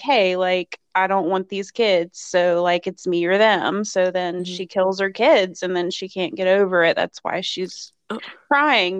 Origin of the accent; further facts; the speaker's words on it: Bent Mountain, Virginia, United States; I grew up in Bent Mountain. It was like this kind of um, woodsy area, kind of in the rural area